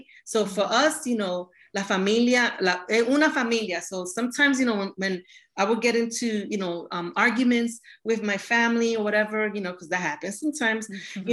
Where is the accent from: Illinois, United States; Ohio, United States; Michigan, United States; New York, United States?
New York, United States; New York City; growing up in New York City and as a Boricua